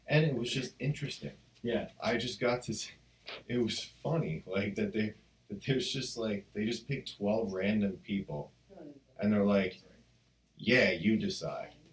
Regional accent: New Jersey, United States; moved away; I was from New Jersey

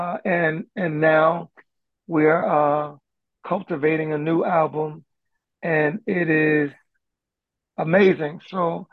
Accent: Philadelphia, Pennsylvania, United States; I remember when we lived in North Philly

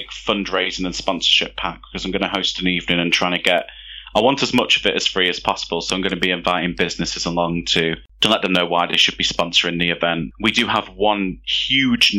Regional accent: Derby, East Midlands, United Kingdom; I've come from Derby

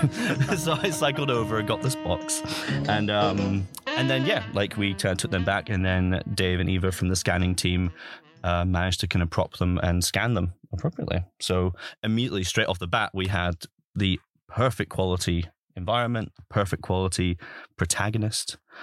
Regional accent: Highlands of Scotland, United Kingdom; moved away; I'm originally from, born and bred in the Highlands of Scotland. Um, and I grew up in Scotland

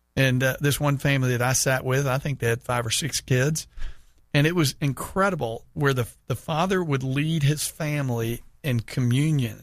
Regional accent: Houston, Texas, United States; moved away; went back to my hometown of Houston

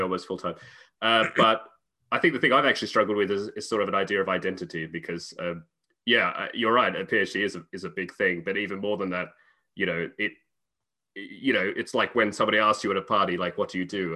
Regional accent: Australia; moved away as an adult; also born or lived in United Kingdom / Cambridge; now in Czech Republic; I'm originally Australian, uh, although I currently live in the Czech Republic

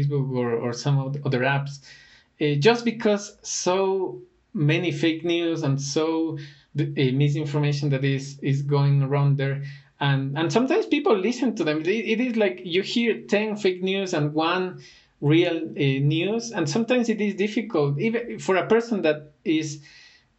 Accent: Ecuador; Ecuador is one of my favorite destinations as well, even though it is my home country

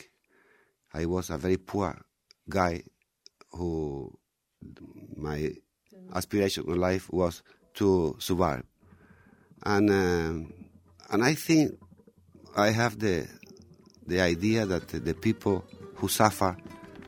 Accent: Andalusia, Spain; also born or lived in Mexico / Mallorca; Andalusia, we have been colonized for a lot of cultures

